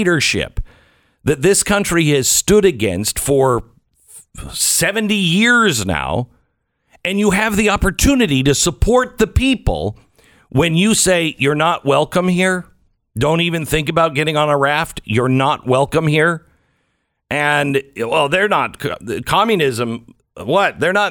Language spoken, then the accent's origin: English; Washington, United States; I grew up in Washington State